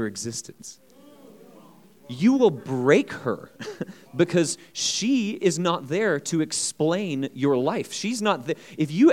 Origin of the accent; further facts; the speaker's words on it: United States; as an American